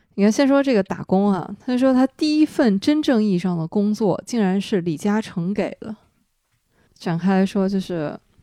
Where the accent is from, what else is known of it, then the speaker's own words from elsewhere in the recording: Dalian, Liaoning, China; 我在海边儿长大，我是知道海边儿是缺水的。大连那个时候，我小的时候停水就是家常便饭，提着桶去附近哪儿有水，接水这种情况都是有的